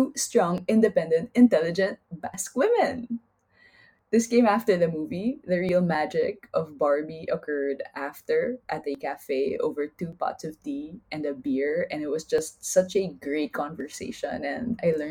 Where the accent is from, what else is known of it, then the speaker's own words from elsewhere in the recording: Philippines; first language Taglish; now in Spain; we as Filipinos would preserve all the wonderfully rich languages of the Philippine Islands